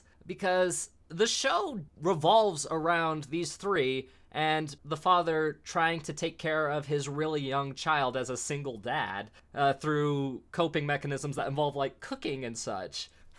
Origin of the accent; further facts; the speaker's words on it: United States; Yeah, well, and we're American.